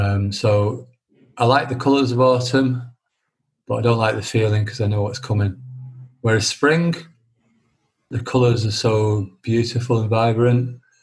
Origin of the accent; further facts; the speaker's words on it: Bolton, North West England, United Kingdom; I'm from Bolton, which is just north of Manchester, in England.